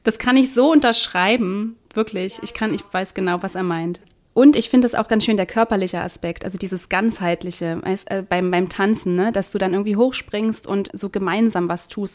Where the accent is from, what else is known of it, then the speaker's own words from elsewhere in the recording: Northern Germany, Germany; moved away; ich komme aus Norddeutschland